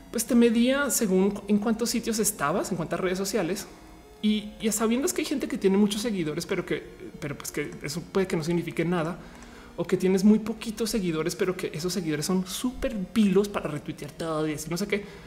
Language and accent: Spanish; Mexico; nosotros como mexicanos